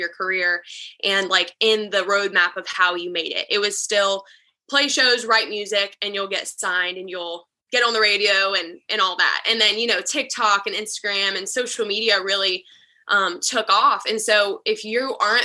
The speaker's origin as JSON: {"language": "English", "town": "Charlotte", "region": "North Carolina", "country": "United States", "moved": "as an adult", "lives_now": "Nashville, United States", "said": "I'm originally from Charlotte, North Carolina"}